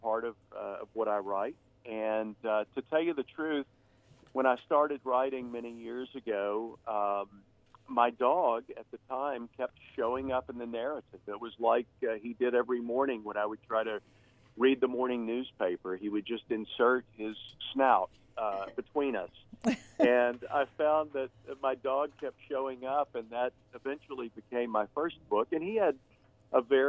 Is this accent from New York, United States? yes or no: no; Texas, United States; moved away; I'm from Texas and lived in Texas for quite a while